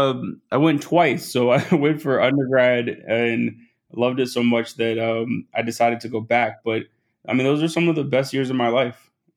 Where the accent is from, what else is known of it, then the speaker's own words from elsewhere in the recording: Atlanta, Georgia, United States; also born or lived in Los Angeles; I was born in Los Angeles, and we moved every couple of years until we landed in Atlanta. So I very much so consider Atlanta home. It's where I went to high school. And we lived about 30 minutes north of the city.